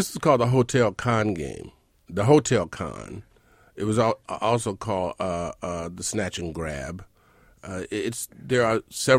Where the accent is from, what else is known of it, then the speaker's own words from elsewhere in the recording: Mississippi, United States; moved away as an adult; now in New York City, United States; I'm from Mississippi.